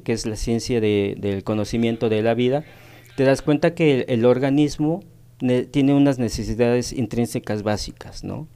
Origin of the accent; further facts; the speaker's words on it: Tehuacán, Puebla, Mexico; moved away as an adult; now in Cancún, Mexico; soy originario de aquí de Tehuacán, nací en Tehuacán. Ya radico aproximadamente más de 23 años en la ciudad de Cancún